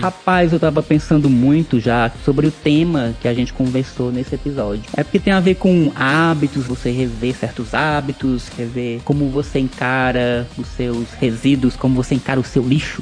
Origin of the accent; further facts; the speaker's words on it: Santa Isabel, Piauí, Brazil; aqui na Elegante Santa Isabel, de onde eu venho